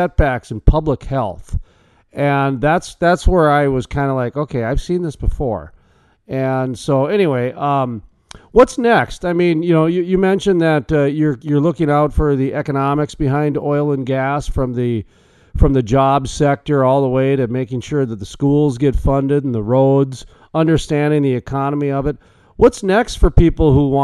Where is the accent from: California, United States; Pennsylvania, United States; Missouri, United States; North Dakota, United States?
North Dakota, United States; I'm from North Dakota, where the Bakken play is